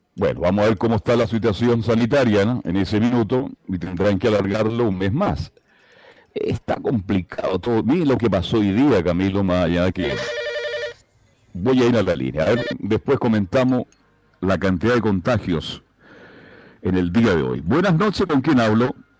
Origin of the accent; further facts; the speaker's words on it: Chile; soy un profesional serio, responsable y muy exitoso en mi país durante muchos años